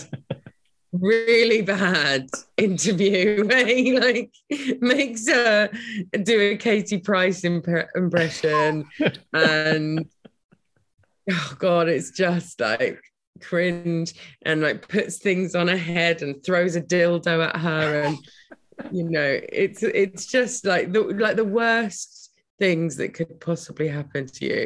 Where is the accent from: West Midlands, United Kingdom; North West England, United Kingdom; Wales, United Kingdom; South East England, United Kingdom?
South East England, United Kingdom; Brighton; I live in Brighton. I grew up in Brighton